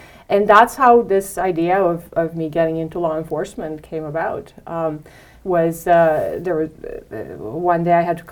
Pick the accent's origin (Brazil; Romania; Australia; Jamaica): Romania; English is a second language; moved away as an adult; now in Canada; I was new to Canada. As you know, I'm from Romania. I came here when I was very young. I was 21